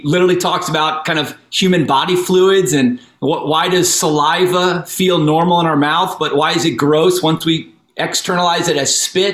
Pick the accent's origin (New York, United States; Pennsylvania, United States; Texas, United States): New York, United States; moved away as an adult; also born or lived in Williamsburg, Virginia / Brussels, Belgium; now in Los Angeles, United States; I grew up in New York